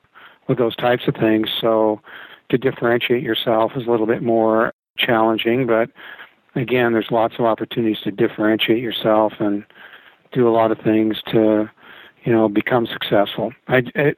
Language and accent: English; Canada; moved away as an adult; also born or lived in Vancouver, Canada; now in Arizona, United States; I'm Canadian by birth, American by choice.